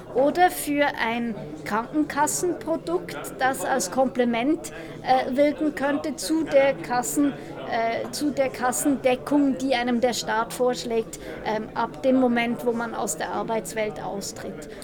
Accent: Switzerland; ich bin Schweizerin

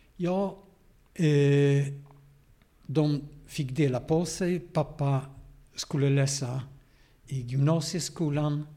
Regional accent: Szczecin, West Pomeranian Voivodeship, Poland; Swedish is a second language; moved away as an adult; now in Gothenburg, Sweden; Jag är född i Polen. Och eh, en stad som heter Stettin.

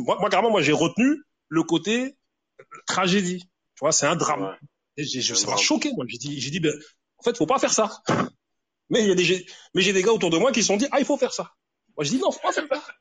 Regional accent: Grigny, Île-de-France, France; j'ai grandi avec pas mal d'Antillais, Tu vois, des, des moi, c'était principalement des Antillais. Parce qu'à Grigny, il y a plusieurs quartiers

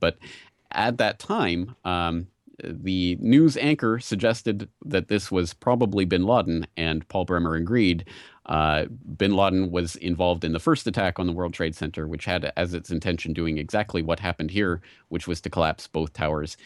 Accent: Canada; moved away as an adult; now in Japan; I'm Canadian originally, but, uh, I came to Japan to teach English

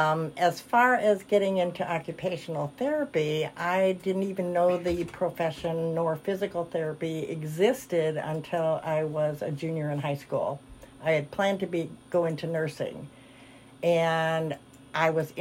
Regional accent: Wisconsin, United States; moved away as an adult; also born or lived in Milwaukee, Wisconsin; now in Missouri, United States; I'm really from Wisconsin

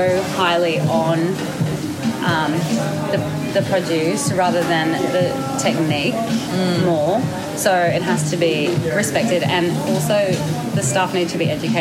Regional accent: Sydney, New South Wales, Australia; moved away; also born or lived in Brisbane, Australia; I grew up in Sydney.

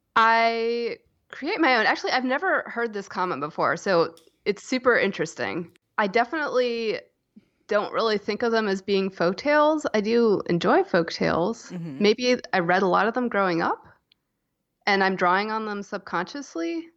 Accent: Asheville, North Carolina, United States; also born or lived in Chapel Hill, North Carolina; I was born in in North Carolina in Chapel Hill and I grew up in Asheville

